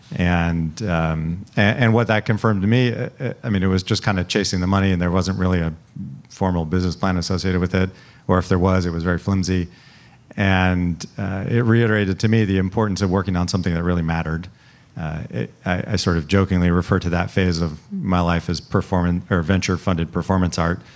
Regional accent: Salinas, California, United States; moved away as an adult; also born or lived in Cambridge, Massachusetts; growing up in Salinas, we spent a lot of time going to you know the Stanford Berkeley football game every year

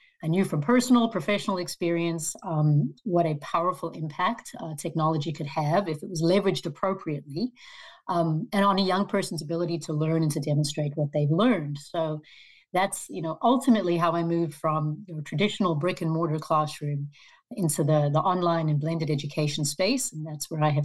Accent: South Africa; moved away as an adult; also born or lived in Arkansas; now in United States; I was born and raised in South Africa

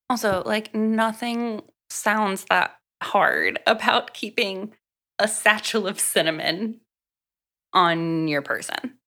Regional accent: Gulf Coast of Florida, United States; I grew up on the Gulf Coast side of Florida

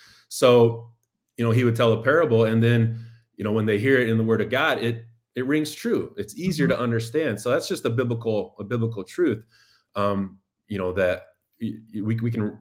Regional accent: Indiana, United States; now in Chicago, United States; the Indiana Supreme Court ruled in the early 90s in my hometown

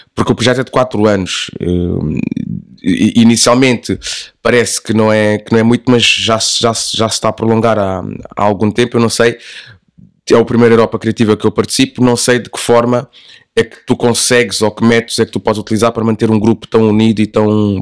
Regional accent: Lisbon, Portugal; é exatamente no bairro onde eu cresci

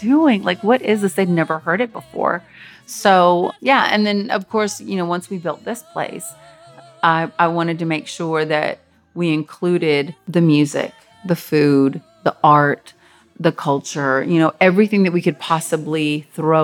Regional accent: Nashville, Tennessee, United States; they ended up moving to Nashville in 1985 when we moved here

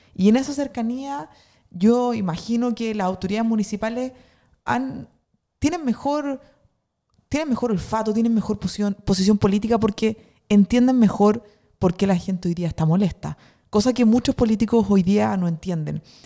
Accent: northern Chile, Chile; now in Santiago, Chile; vengo del norte de Chile

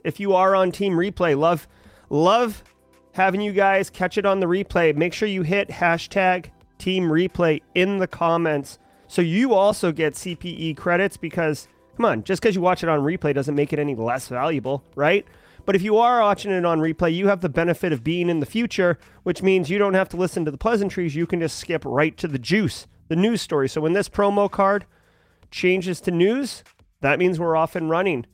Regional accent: Massachusetts, United States; I'm from Massachusetts.

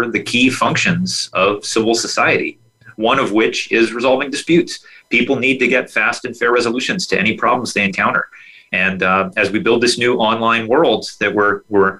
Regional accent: North Texas, United States; I grew up in North Texas

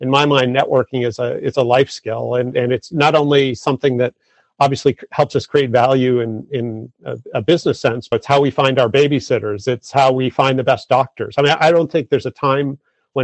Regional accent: Massachusetts, United States; I grew up in Massachusetts

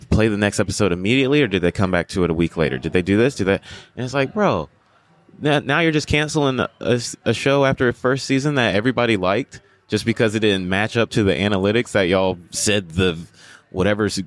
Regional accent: Greensboro, North Carolina, United States; I was raised in the South. They teach you things differently as a young black kid in the South. Like I'm from a place called Greensboro, North Carolina

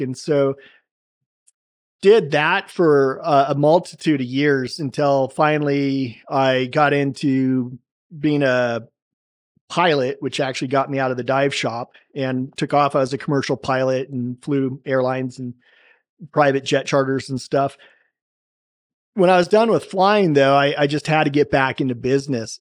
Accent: Salem, Oregon, United States; I grew up in Salem, Oregon

